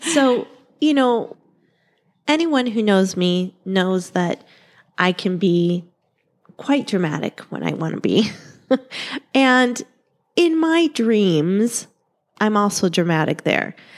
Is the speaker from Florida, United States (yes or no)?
no; Ohio, United States; now in Arizona, United States; we're from Ohio